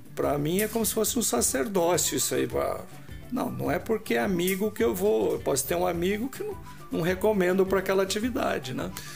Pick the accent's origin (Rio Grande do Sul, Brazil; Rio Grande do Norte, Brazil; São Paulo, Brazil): São Paulo, Brazil; Sabino; moved away as an adult; also born or lived in Rio de Janeiro; now in São Paulo, Brazil; quando saí de Sabino, que é a minha origem